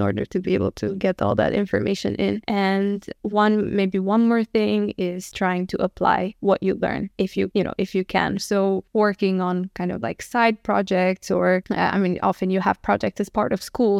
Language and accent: English; Bistrița, Bistrița-Năsăud, Romania; moved away as an adult; also born or lived in Abu Dhabi / New York; now in Stockholm, Sweden; I'm from Romania. I was born in a small city, like a hundred thousand people. It's called Bystrica.